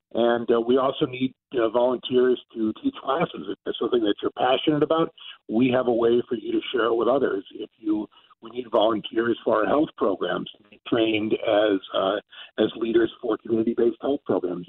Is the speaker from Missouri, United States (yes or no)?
yes; St. Louis, Missouri, United States; moved away; also born or lived in California / New York / Pennsylvania; I am originally from St. Louis. I was away for about 25 years